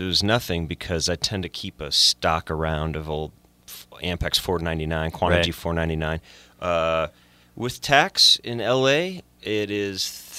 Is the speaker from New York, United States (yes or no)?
no; Ann Arbor, Michigan, United States; now in Los Angeles, United States; I'm from Ann Arbor, Michigan.